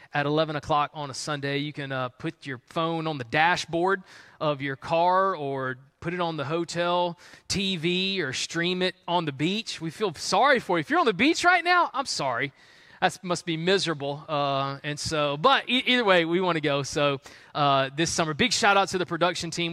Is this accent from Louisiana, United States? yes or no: no; Columbia, South Carolina, United States; I grew up in Columbia, South Carolina